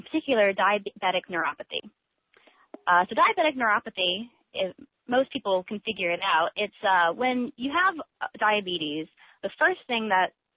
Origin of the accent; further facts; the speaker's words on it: Atlanta, Georgia, United States; moved away as an adult; also born or lived in New York City, United States; now in San Diego, United States; I was born in New York City and raised in Atlanta, Georgia, and I've been living in sunny San Diego for the past 5 years